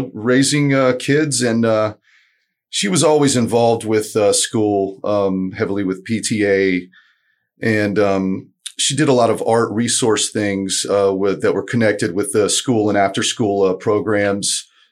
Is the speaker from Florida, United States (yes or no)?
yes; Tampa, Florida, United States; also born or lived in Lakeland; I grew up in Tampa a lot